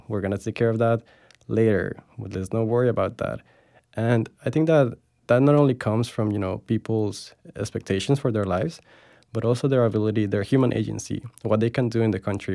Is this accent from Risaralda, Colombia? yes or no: no; Bogota, Bogotá Capital District, Colombia; moved away as an adult; now in Florida, United States; I was born and raised in Bogota, Colombia. I lived there my whole life